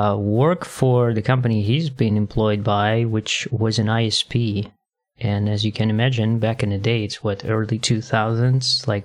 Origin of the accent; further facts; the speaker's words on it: Kazakhstan; now in Berlin, Germany; I'm from Kazakhstan.